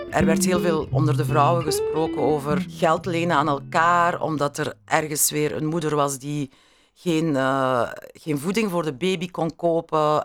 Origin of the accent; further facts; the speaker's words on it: Beringen, Flanders, Belgium; mijn kindertijd in die eh, zonnige periode van Limburg was, van Beringen